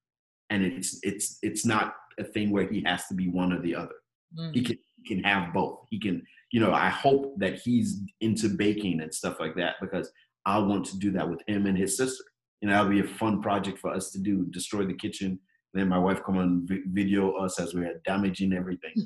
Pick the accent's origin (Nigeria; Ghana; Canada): Nigeria; moved away; also born or lived in Jos; When we grew up in Nigeria